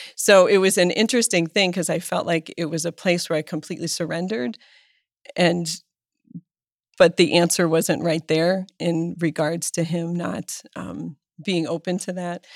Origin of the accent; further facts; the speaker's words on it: Erie, Pennsylvania, United States; I was born in Erie, Pennsylvania